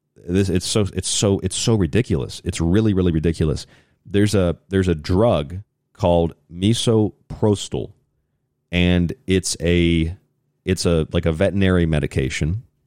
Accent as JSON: {"language": "English", "region": "Florida", "country": "United States", "tie": "born or raised there", "said": "In the state of Florida, where I'm from, my home state"}